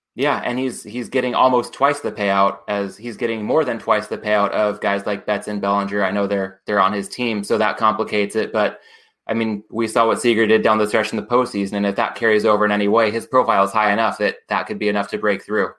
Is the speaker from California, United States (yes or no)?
yes; Oceanside, California, United States; moved away; based out of my hometown in Oceanside, North San Diego County